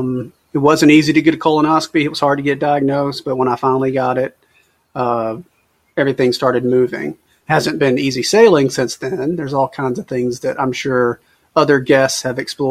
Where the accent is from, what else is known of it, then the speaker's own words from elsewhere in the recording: Mobile, Alabama, United States; I'm from Mobile, Alabama.